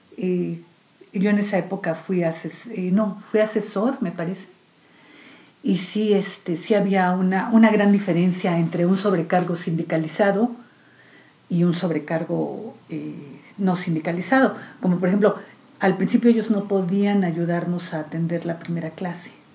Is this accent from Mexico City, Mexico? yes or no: yes; Mexico City, Mexico; yo nací aquí en Ciudad de México